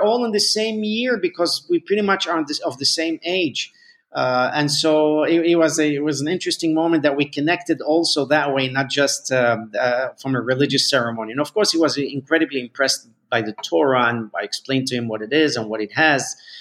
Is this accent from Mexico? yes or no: yes; Mexico; moved away; we moved to Mexico. I grew up in Mexico